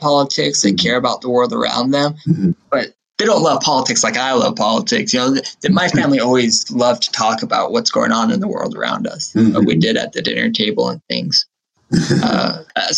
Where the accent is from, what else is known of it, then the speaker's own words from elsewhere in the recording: Massachusetts, United States; I grew up in Massachusetts.